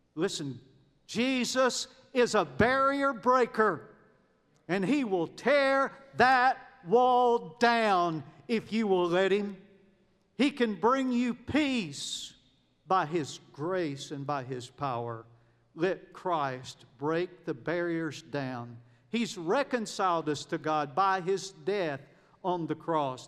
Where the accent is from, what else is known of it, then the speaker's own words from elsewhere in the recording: United States; moved away as an adult; also born or lived in Kenya; I was born in America